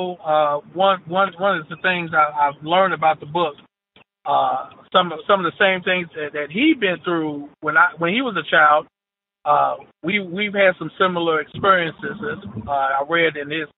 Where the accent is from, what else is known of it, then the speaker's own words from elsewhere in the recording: Louisville, Kentucky, United States; I grew up in the West End of Louisville